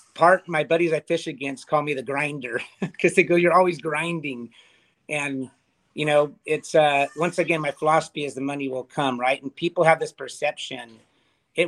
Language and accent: English; Ventura, California, United States; I'm from Ventura